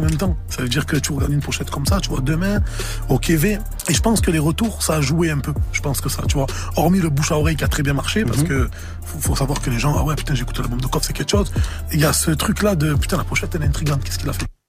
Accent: Marseille, Provence-Alpes-Côte d'Azur, France; je viens d'Herbel. Euh, je suis né là-bas, je suis né à Marseille. Je vis là-bas

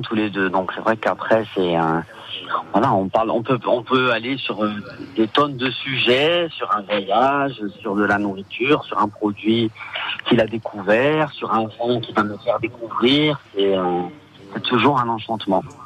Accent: Ajaccio, Corsica, France; je suis né à Ajaccio, école primaire à Ajaccio, donc j'ai tous mes amis d'enfance qui sont à Ajaccio

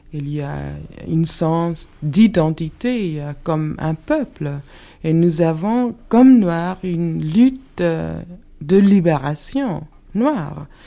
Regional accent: Alabama, United States; French is a second language; je suis née au Sud, j'ai passé toute mon enfance.

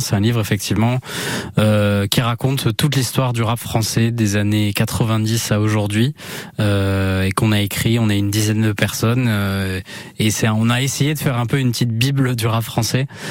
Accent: Anglet, Nouvelle-Aquitaine, France; moved away as an adult; also born or lived in Bayonne / Paris / Tours / Detroit; Je suis né donc à Bayonne et j'ai grandi à Anglette, bah, de 0 à 18 ans et après je suis parti faire mes études euh, à Paris.

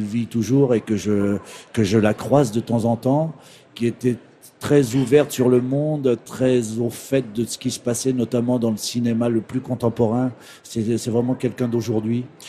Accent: Saint-Georges-des-Groseilliers, Normandy, France; moved away as an adult; also born or lived in Flers; je suis né dans l'Orne à Flers et j'ai passé mon enfance à Saint-Georges-des-Groseilliers.

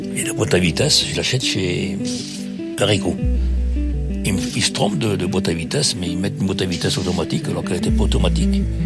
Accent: Saint-Genest-Lerpt, Auvergne-Rhône-Alpes, France; je suis originaire de Saint-Genélaire dans la Loire.

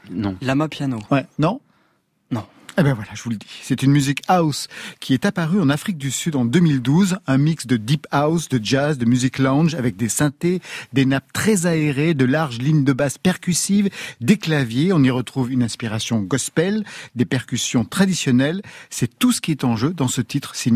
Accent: Belgium; Je suis belge.

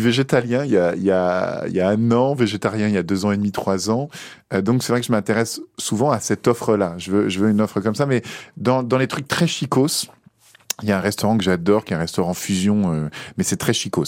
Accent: Paris, Île-de-France, France; also born or lived in Enghien-les-Bains; on vit vraiment à Paris. On vit euh, dans le 17

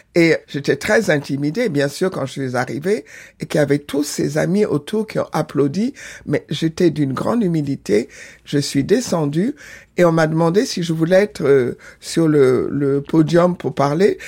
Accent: Senegal; also born or lived in Benin; je suis née au Bénin, grandi au Sénégal

